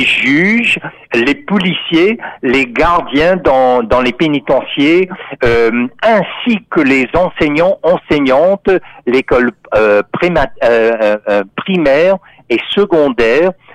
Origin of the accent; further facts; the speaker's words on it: Texas, United States; now in Canada; on disait dans mon enfance euh, au Texas, euh, aux États-Unis